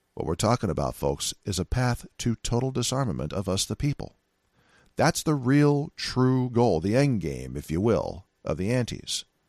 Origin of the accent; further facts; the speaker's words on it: Silicon Valley, California, United States; moved away; also born or lived in San Francisco, California / Seattle, Washington; I'm from Silica, uh, Silicon Valley, California